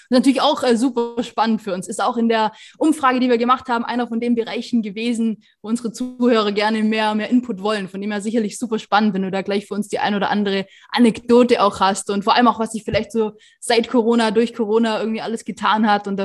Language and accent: German; Baden-Württemberg, Germany; auch äh, in Oberschwaben in meiner Heimat